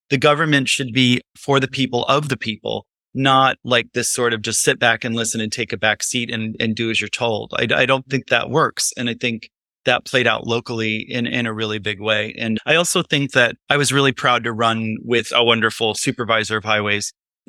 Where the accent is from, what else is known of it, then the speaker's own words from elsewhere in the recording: Illinois, United States; also born or lived in New York City; now in Highland, United States; I came from Illinois and from via New York City and have lived up here for 18 years.